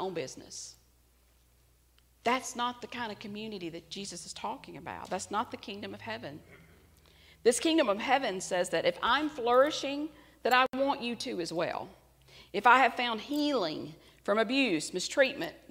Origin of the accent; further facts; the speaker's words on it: United States; As an American